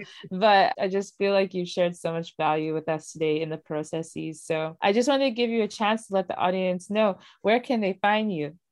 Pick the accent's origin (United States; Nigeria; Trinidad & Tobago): Nigeria; I Nigerian born